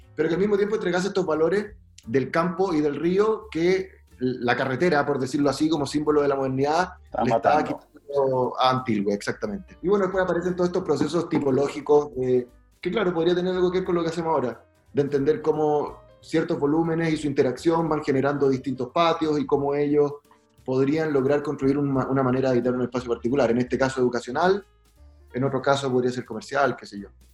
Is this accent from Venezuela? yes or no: no; Valdivia, Los Ríos, Chile; also born or lived in Magallanes; yo soy de Valdivia, nací en Magallanes